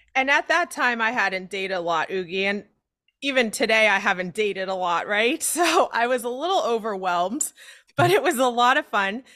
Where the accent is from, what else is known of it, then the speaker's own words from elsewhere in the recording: San Diego, California, United States; growing up in San Diego and being a Chargers fan